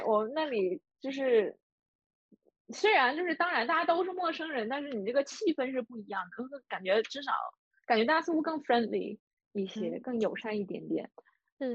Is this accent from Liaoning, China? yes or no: yes; a steel city in Northeast China, Liaoning, China; 我的老家作为东北的一个钢铁城市